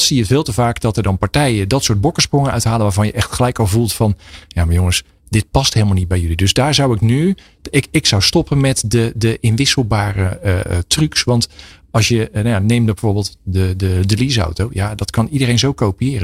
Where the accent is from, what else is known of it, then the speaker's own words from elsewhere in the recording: Pijnacker, South Holland, Netherlands; ik kom zelf uit Pijnakker.